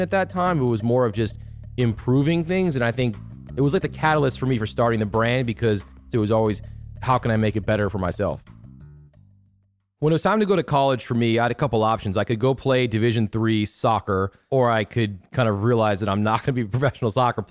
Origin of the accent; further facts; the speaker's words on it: Chicago, Illinois, United States; moved away as an adult; also born or lived in Syracuse; I grew up in Chicago, grew up in a suburb about 30 minutes north of the city